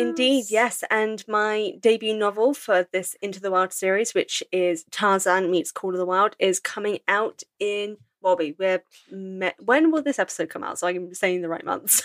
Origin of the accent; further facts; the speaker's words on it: England, United Kingdom; I'm English